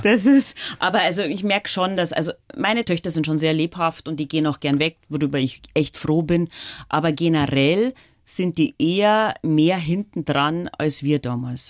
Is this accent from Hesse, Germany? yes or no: no; Dorfen, Bavaria, Germany; accent: Lower Bavarian; also born or lived in Landshut; Also ich bin sozusagen in Oberbayern aufgewachsen